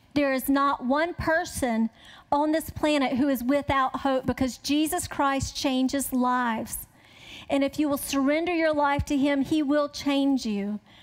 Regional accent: the South, United States; I grew up in the South

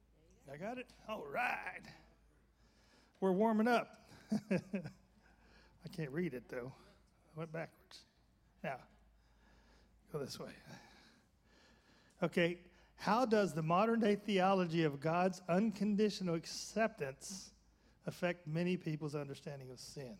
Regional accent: Birmingham, Alabama, United States; I grew up in Birmingham, Alabama

